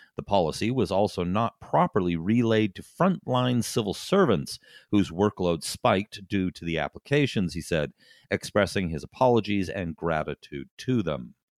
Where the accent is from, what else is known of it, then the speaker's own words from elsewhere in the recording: Canada; now in Taiwan; as a Canadian